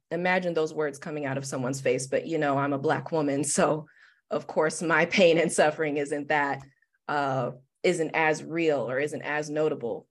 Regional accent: Detroit, Michigan, United States; I'm born and raised in Detroit, Michigan, West Side specifically

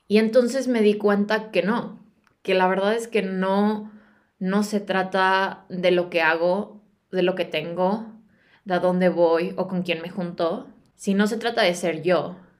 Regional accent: Guadalajara, Jalisco, Mexico; moved away as an adult; also born or lived in United States; now in England, United Kingdom; Yo soy de Guadalajara, soy de México

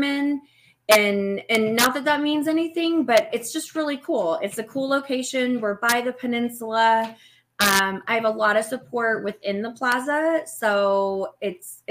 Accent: the South, United States; moved away as an adult; now in Erie, Pennsylvania, United States; I'm from the South. We have a saying, the bigger the hair bow, the closer to heaven

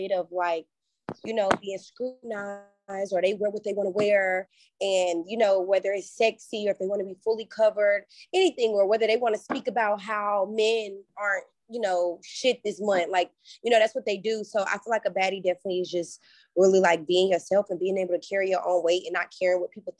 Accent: United States; now in Atlanta, United States; my hometown of Carolina

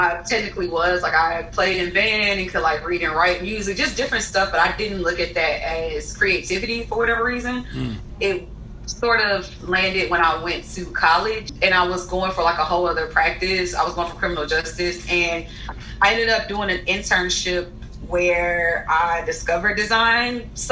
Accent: Huntsville, Alabama, United States; moved away; also born or lived in Los Angeles; I'm from Huntsville, which is about a two-hour drive from Tuscaloosa

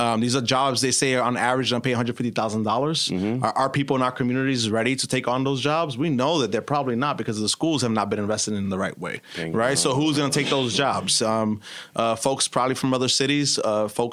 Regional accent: New York City, New York, United States; We grew up in East New York.

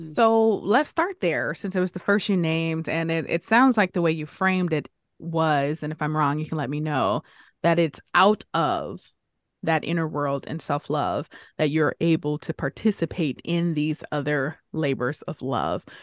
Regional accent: Detroit, Michigan, United States; Growing up in Detroit, where everything, everyone around me was black, African-American

